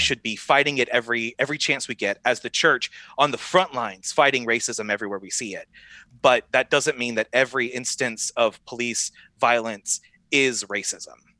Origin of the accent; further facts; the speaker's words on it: the South, United States; I grew up in the South